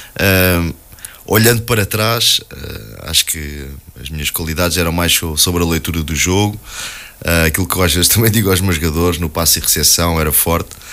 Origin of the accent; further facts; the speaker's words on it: Alverca do Ribatejo, Lisbon, Portugal; nasci, nasci e fui criado em Alverca